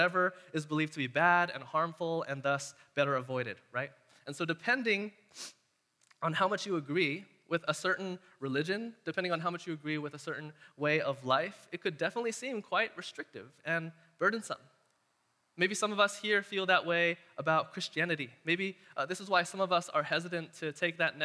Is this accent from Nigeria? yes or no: no; Castro Valley, California, United States; since I was a kid growing up around Castro Valley